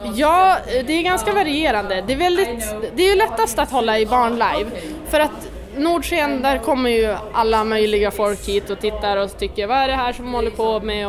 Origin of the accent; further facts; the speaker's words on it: Skellefteå, Västerbotten County, Sweden; jag är från Skellefteå